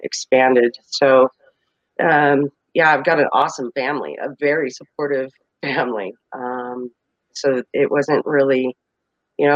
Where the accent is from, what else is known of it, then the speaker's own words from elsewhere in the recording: Colorado, United States; I am from Colorado